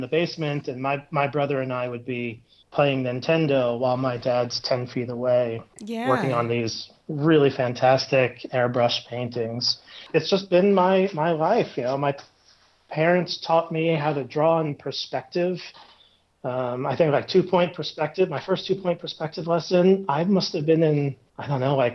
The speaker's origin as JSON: {"language": "English", "region": "New York", "country": "United States", "moved": "as an adult", "lives_now": "Denver, United States", "said": "I'm from New York, but I moved out to Denver about 5 years ago"}